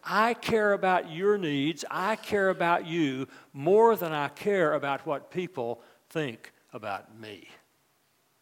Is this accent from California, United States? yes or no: no; West Virginia, United States; moved away as an adult; also born or lived in New Orleans; Libby and I grew up in West Virginia